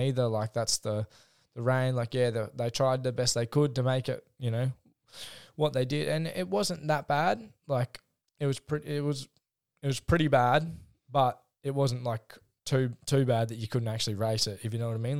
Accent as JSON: {"language": "English", "town": "Rosebud", "region": "Victoria", "country": "Australia", "said": "home tracks, Rosebud"}